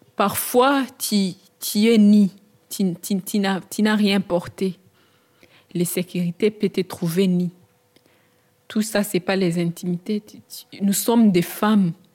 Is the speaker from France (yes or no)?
no; Burundi; moved away as an adult; now in Belgium; Moi, je viens du Burundi. Et en arrivant en Belgique, je suis allée directement au centre Holzbeek